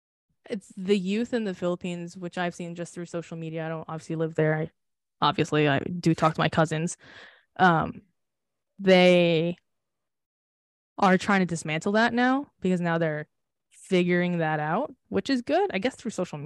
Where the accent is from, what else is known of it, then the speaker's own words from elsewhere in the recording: United States; And like, it's annoying because I am American